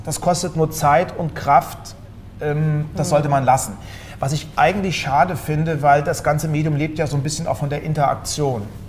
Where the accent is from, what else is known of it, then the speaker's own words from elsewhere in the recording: Germany; Ich bin hm. zwar Wessi, aber ich bin ein Kilometer von der Grenze zur DDR groß geworden